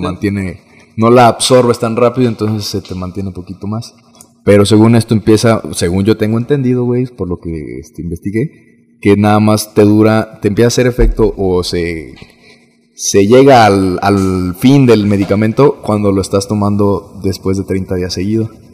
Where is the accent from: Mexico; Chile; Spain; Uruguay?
Mexico; Uruapan, Michoacán; also born or lived in Morelia; me vine a vivir otra vez a, mi ciudad natal, Uruapan, Michoacán